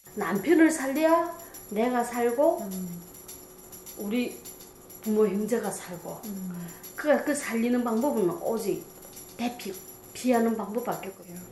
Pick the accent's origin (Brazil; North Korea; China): North Korea; born or raised there; moved away as an adult; now in Florida, United States